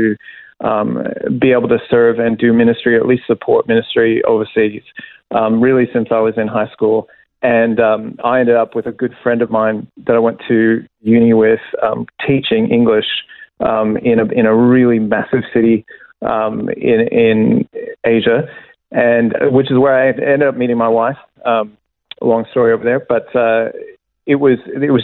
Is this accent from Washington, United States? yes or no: no; Kentucky, United States; also born or lived in Illinois; I was born in Illinois, but then grew up in Kentucky